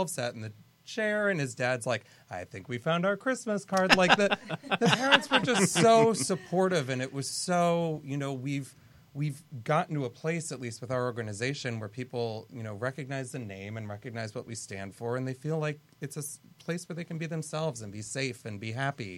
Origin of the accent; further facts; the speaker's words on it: San Diego, California, United States; and ironically, I'm from San Diego.